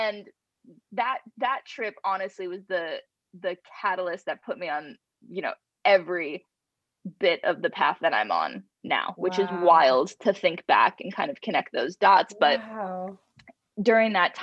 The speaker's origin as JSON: {"language": "English", "region": "Rhode Island", "country": "United States", "said": "my parents are both born and raised in Rhode Island"}